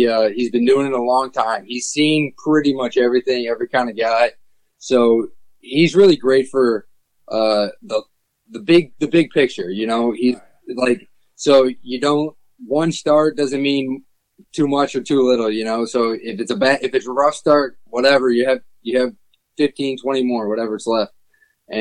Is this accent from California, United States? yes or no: no; Cleveland, Ohio, United States; growing up in Cleveland